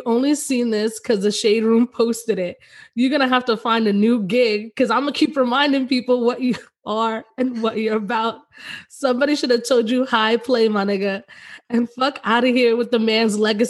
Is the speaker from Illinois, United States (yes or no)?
no; New York, United States; I'm from New York